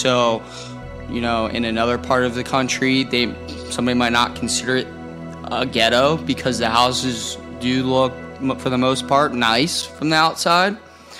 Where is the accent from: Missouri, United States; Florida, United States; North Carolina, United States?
Florida, United States; Indialantic; I grew up in Indy Atlantic, the heart of Indy Atlantic, I guess technically unincorporated Brevard County, across from what was the Quality Suites, is now the DoubleTree off of Coconut Drive, right in the middle of what we would call the surf ghetto.